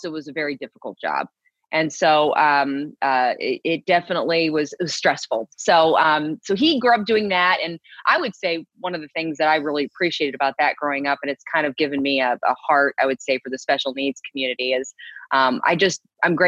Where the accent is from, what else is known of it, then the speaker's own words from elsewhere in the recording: Houston, Texas, United States; moved away; I'm a Texan, born and raised. I was born in Houston